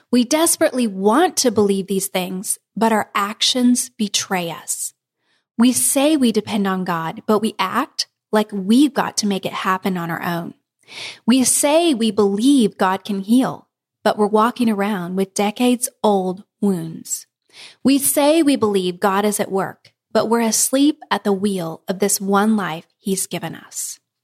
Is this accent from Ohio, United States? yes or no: no; Kansas, United States; moved away; we're from Kansas